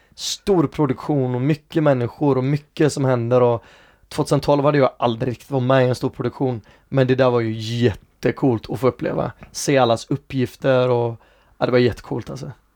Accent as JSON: {"language": "Swedish", "town": "Gothenburg", "region": "Västra Götaland", "country": "Sweden", "tie": "born or raised there", "also_born_or_lived": "England / United States", "said": "jag är från Hisingen"}